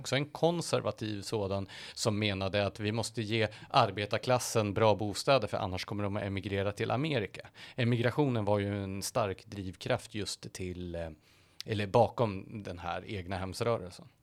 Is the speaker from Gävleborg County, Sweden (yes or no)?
yes; Gävle, Gävleborg County, Sweden; I Gävle där jag kommer ifrån